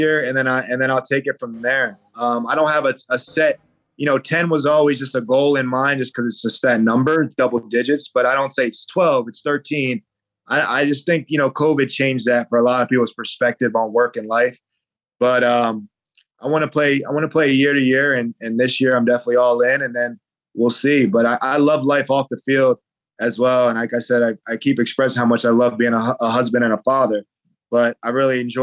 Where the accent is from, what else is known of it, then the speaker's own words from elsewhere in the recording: New Jersey, United States; that's where I'm from, born and raised in New Jersey.